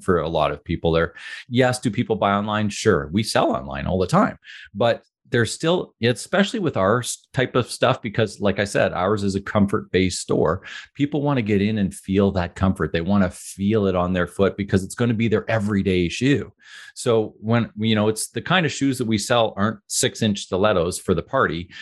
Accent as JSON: {"language": "English", "town": "Ottawa", "region": "Ontario", "country": "Canada", "tie": "born or raised there", "said": "I grew up in Ottawa"}